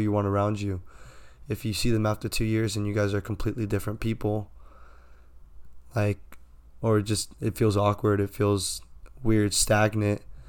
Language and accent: English; San Diego, California, United States; born or raised there